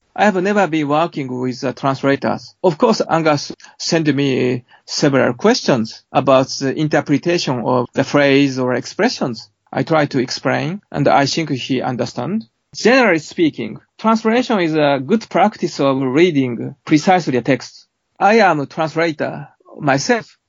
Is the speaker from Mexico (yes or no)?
no; Japan; my hometown. And this is a, small hamlet on the seaside